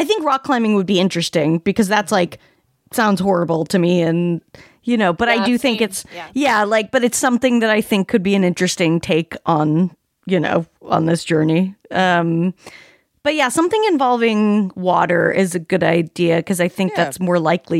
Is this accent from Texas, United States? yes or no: no; Salt Lake City, Utah, United States; moved away; I grew up in Salt Lake City